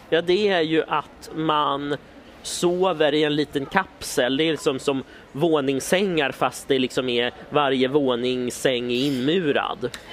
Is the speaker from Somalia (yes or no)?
no; Stockholm, Stockholm County, Sweden; vi i Stockholm